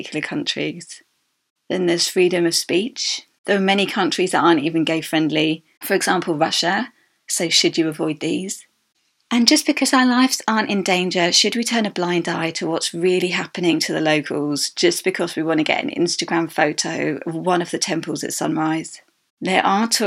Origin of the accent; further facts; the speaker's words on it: United Kingdom; the UK as my home country